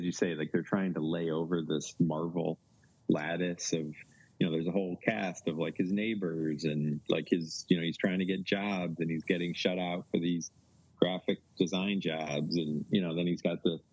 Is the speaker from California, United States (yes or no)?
no; Ithaca, New York, United States; my hometown